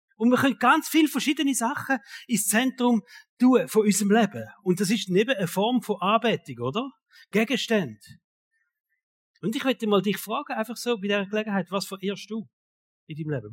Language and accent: German; Switzerland; uns Schweizer